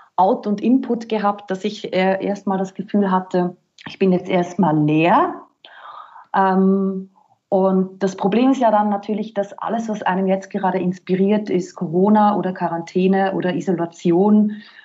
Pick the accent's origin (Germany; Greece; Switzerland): Switzerland; moved away as an adult; now in Vienna, Austria; ich bin gebürtige Schweizerin und bin dann vor zwölf Jahren nach Österreich und ja, da bin ich jetzt